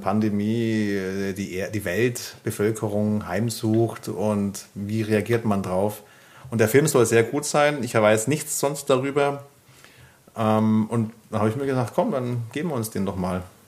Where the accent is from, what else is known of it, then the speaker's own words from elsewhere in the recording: Bavaria, Germany; ich komme aus Bayern